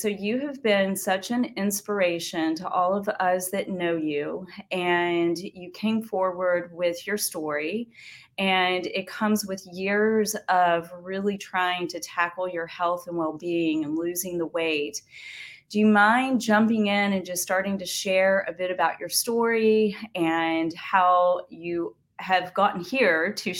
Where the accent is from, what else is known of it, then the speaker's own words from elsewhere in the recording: Texarkana, Arkansas, United States; my hometown, Texarkana, Arkansas